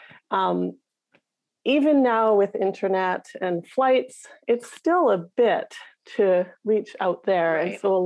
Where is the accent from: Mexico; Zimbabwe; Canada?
Canada; Whitehorse, Yukon; accent: Northern Canadian; moved away as an adult; I grew up in the capital city, Whitehorse, in the Yukon